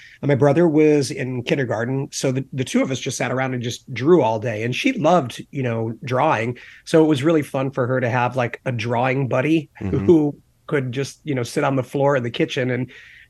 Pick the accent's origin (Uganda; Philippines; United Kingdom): United Kingdom; England; also born or lived in Charleston, South Carolina, United States / upstate New York, United States / Germany / Texas, United States; So I was born in Charleston, South Carolina. We lived there for a little while, lived in upstate New York, moved to Germany when I was around 3 years old, and then moved back to upstate New York, moved to Texas, moved to New Jersey, and then I did my high school years in England.